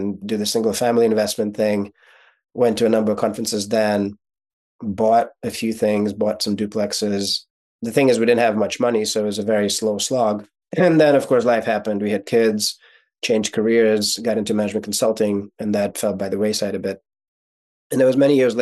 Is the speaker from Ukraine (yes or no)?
yes; Kyiv, Ukraine; first language Russian; English is a second language; moved away; So I was born in Ukraine. So my first language is actually Russian, not Ukrainian. But growing up in Ukraine, my first year of schooling was in Ukrainian